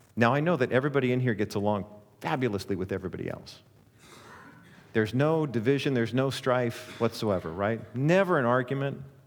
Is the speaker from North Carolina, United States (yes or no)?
no; Orange County, California, United States; born and raised in Orange County, and so I remember growing up in the Cowan Heights area